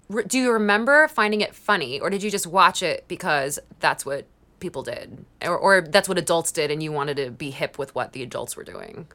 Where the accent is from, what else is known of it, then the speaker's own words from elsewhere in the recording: Long Island, New York, United States; I'm from Long Island, and I'm actually from the part of Long Island where Jerry Seinfeld's sister lives